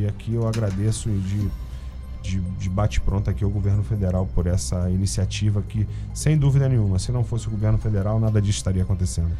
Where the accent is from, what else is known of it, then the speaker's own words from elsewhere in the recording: Mangaratiba, Rio de Janeiro, Brazil; eu vivi minha infância é, ali em Muriqui.